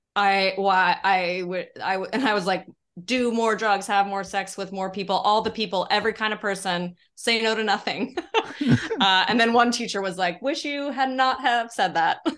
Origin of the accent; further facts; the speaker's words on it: Denver, Colorado, United States; moved away as an adult; also born or lived in San Francisco; now in New York, United States; I grew up in Colorado